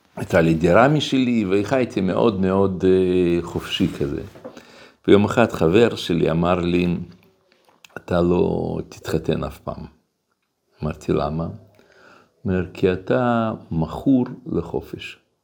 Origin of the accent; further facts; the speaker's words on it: Russia; now in Israel; כל ילדות שלי גדלתי ברוסיה